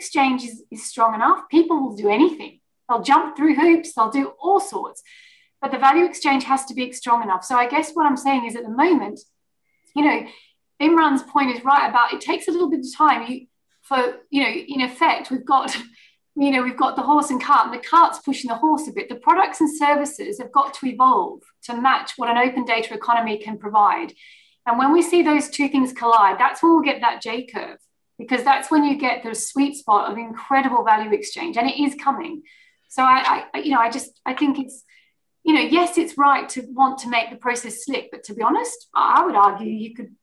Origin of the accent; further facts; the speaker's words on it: Australia; moved away as an adult; now in United Kingdom; I'm Australian